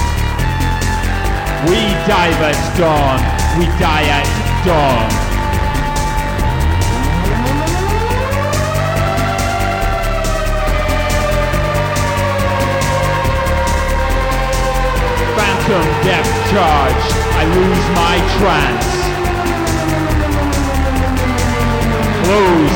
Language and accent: English; Outer Hebrides, Scotland, United Kingdom; moved away; I'm originally from the Outer Hebrides